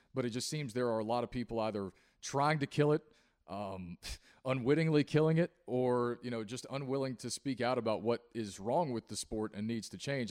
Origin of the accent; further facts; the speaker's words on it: Appalachia, United States; as an Appalachian man myself